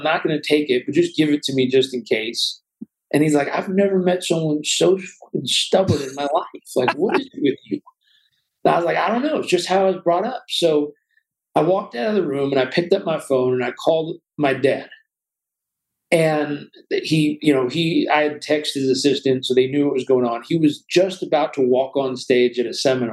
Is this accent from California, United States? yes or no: yes; Southern California, United States; I was brought up in Southern California